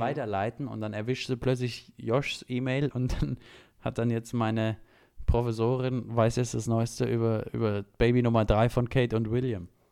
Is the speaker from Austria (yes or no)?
no; Saxony, Germany; ich als gebürtiger Sachse